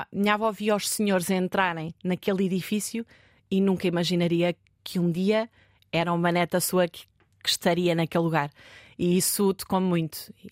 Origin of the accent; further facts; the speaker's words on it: Leiria, Leiria District, Portugal; E ainda por cima eu sou de Leiria, portanto.